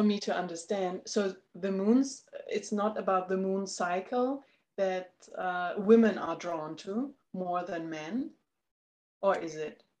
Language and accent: English; Germany; moved away as an adult; I'm from Germany